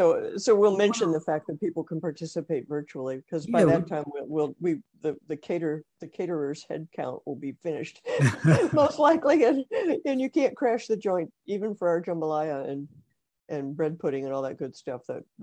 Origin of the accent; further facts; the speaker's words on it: Ohio, United States; also born or lived in California; now in Louisiana, United States; I'm originally from Ohio. I'm actually a Buckeye.